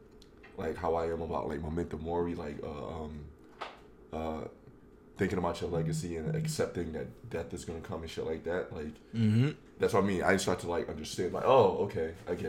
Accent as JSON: {"language": "English", "region": "New York", "country": "United States", "said": "I'm from New York."}